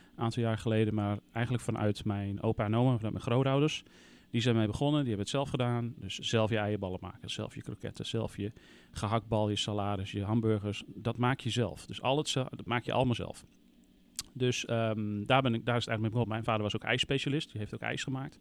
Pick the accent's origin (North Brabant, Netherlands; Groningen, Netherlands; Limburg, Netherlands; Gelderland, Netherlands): Groningen, Netherlands; wat dat betreft ben ik echt een Groninger